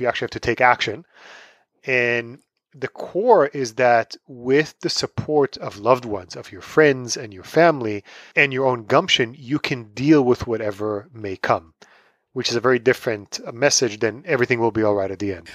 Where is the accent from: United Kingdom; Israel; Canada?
Israel; Tel Aviv, Tel Aviv District; moved away as an adult; also born or lived in New York City; now in United States; I am originally from Tel Aviv, Israel. I grew up there. I moved to the States